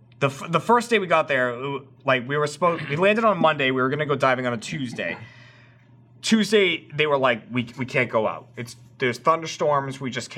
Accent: Boston, Massachusetts, United States; moved away; So I'm from Boston originally

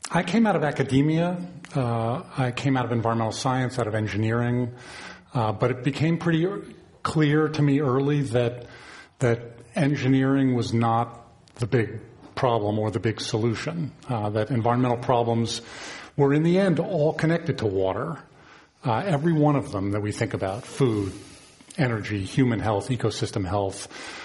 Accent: East Coast, United States; I grew up on the East Coast

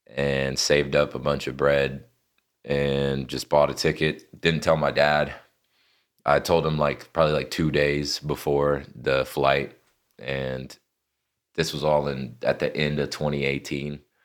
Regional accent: Lexington, North Carolina, United States; moved away as an adult; now in Los Angeles, United States; Born and raised there, grew up all fucking eighteen years of my childhood there

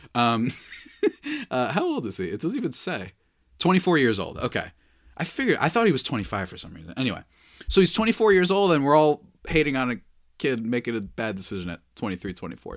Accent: New Jersey, United States; I'm a New Jerseyan

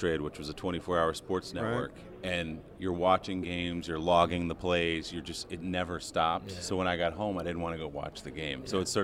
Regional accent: New Jersey, United States; growing up in New Jersey with Chief Illini Weck wallpaper in my bedroom, which no kid in New Jersey understood, no matter how hard I tried to explain it.

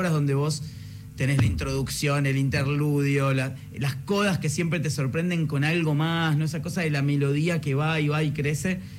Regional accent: Argentina; pero sobre todo me siento muy argentino como compositor

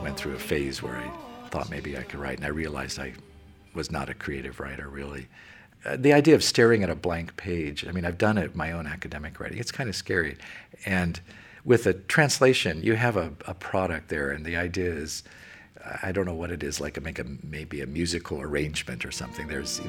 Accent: West Point, New York, United States; also born or lived in California; I was born in California, but mainly grew up at West Point in the military academy. My father taught there.

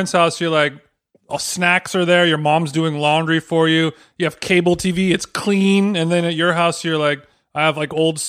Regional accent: Orange County, California, United States; I'm from Orange County

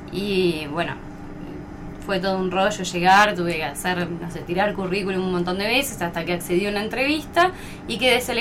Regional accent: Azul, Buenos Aires Province, Argentina; born there; now in Trevelin, Argentina; eh, nací en Azul, provincia de Buenos Aires. Eh, y después estudié en La Plata

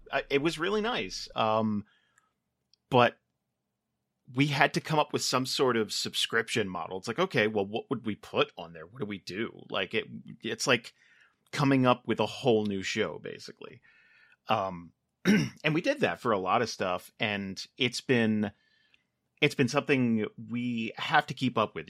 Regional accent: New Jersey, United States; moved away as an adult; now in California, United States; I grew up in Jersey, so I worked a lot of warehouse jobs

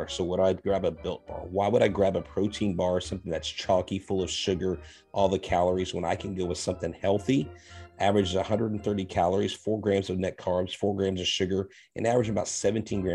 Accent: Texas, United States; I'm from Texas

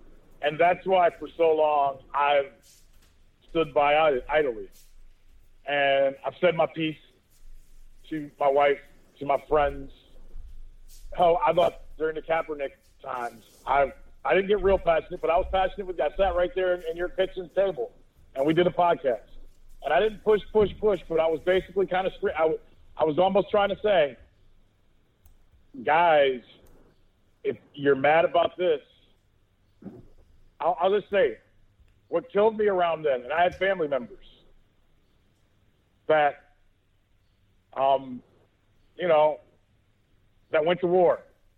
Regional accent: Texas, United States; I'm Texan.

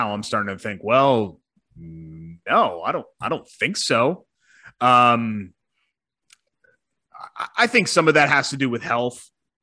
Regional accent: United States; growing up near New York

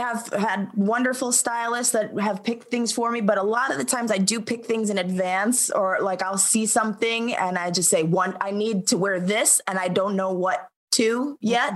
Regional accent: New York City, New York, United States; growing up in New York

